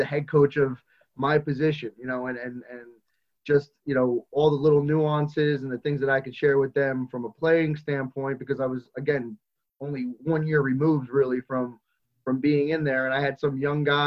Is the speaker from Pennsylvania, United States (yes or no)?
no; Raritan High School, Monmouth County, New Jersey, United States; I'm a graduate from Raritan High School, and I graduated in football 98, 99 was my graduation year.